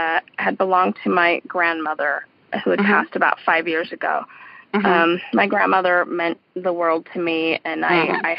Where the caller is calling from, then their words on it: Colorado, United States; I'm calling from Colorado.